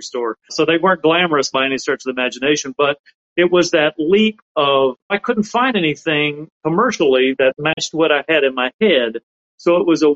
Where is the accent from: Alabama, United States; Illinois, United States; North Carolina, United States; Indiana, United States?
Alabama, United States; South; where I grew up in South Alabama